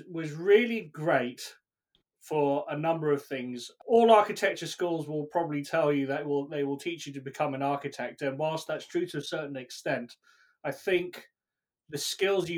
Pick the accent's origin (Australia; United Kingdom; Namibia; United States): United Kingdom; accent: British; probably tell by my accent, I'm British